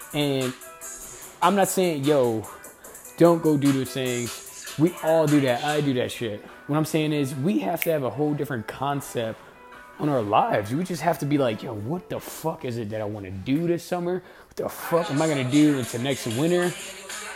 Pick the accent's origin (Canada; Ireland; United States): United States; Camden, New Jersey; I grew up in Camden, New Jersey